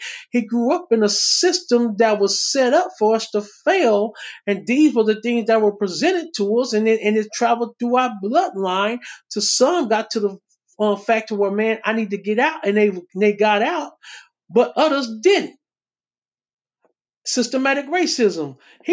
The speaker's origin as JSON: {"language": "English", "region": "Texas", "country": "United States", "tie": "born or raised there", "said": "I come from Texas."}